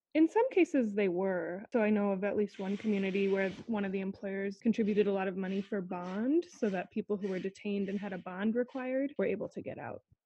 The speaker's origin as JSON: {"language": "English", "region": "Iowa", "country": "United States", "tie": "born or raised there", "said": "I grew up in Iowa and continue to work in Iowa"}